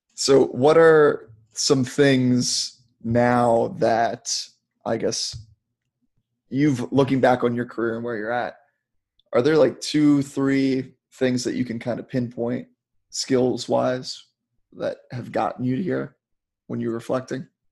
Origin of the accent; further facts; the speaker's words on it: Maryland, United States; growing up in Maryland